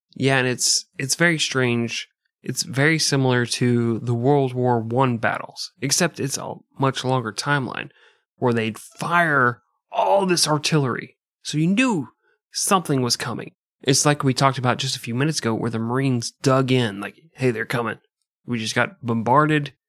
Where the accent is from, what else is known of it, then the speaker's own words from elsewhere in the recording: United States; I'm American